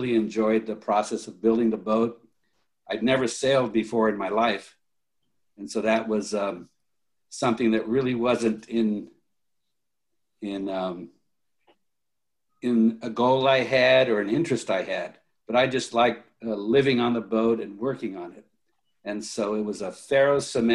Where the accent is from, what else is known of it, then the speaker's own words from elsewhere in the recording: Los Angeles, California, United States; moved away as an adult; also born or lived in Japan; now in Sonoma Valley, United States; I actually grew up in the Hollywood area and attended Hollywood High School